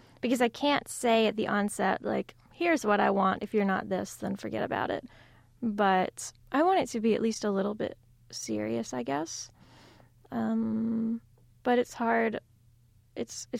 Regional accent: South Carolina, United States; my home state of South Carolina

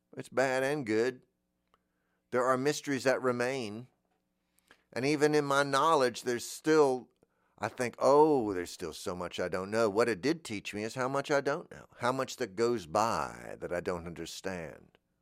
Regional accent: Florida, United States; I'm from Florida

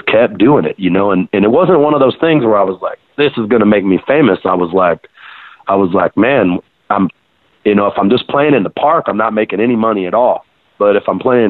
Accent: South Texas, United States; also born or lived in San Benito, Texas / Los Fresnos, Texas / Dallas, Texas / Louisiana; growing up in Texas, Louisiana, with my family background and stuff

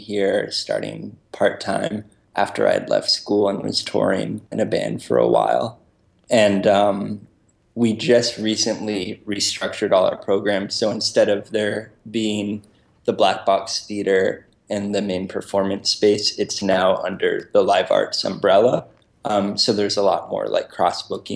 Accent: Brookline, Massachusetts, United States; moved away as an adult; also born or lived in Worcester, Massachusetts; now in Rhode Island, United States; I grew up in Brookline, Massachusetts, so, you know, right next to Boston

